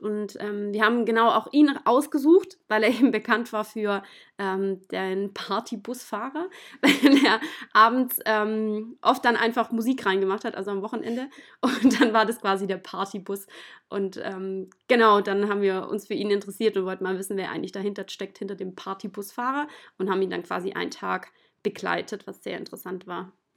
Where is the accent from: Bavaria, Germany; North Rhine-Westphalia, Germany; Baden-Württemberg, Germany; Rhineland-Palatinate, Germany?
Baden-Württemberg, Germany; Ehingen; ich komme ähm, aus der Nähe von Ulm, aus dem schönen Ehingen